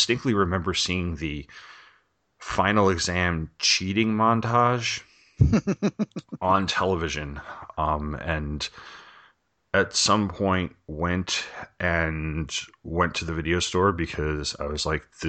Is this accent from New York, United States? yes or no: yes; New York, United States; I grew up in on Long Island, and New York has a channel, a syndicated channel.